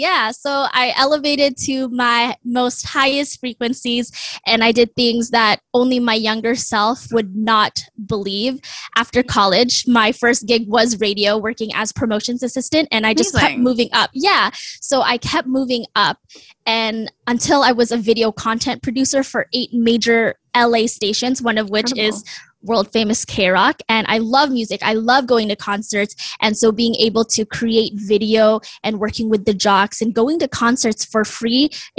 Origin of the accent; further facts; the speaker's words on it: Philippines; now in United States; I'm Filipino American, and I am super, super proud of my heritage. I immigrated to the U.S. in the 90s, and I grew up in a really strict, toxic environment.